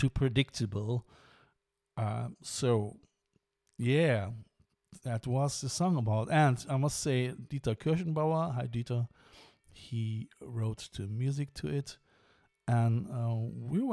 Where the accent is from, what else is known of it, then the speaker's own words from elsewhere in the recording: Cologne, North Rhine-Westphalia, Germany; now in Ireland; It is a local area in Cologne, and where I'm coming from.